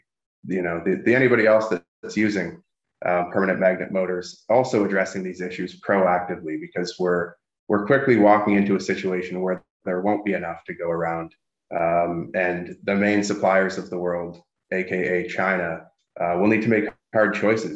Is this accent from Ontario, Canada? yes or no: yes; Sudbury, Ontario, Canada; now in Toronto, Canada; I'm based in the Toronto area, close to my hometown of Sudbury, Ontario, which is a major nickel mining